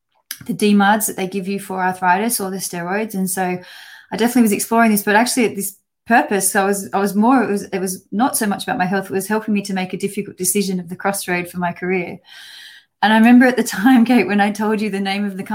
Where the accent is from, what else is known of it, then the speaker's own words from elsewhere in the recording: Australia; moved away as an adult; now in United Kingdom; So I'm an Australian, and I've been living in the UK now for over 14 years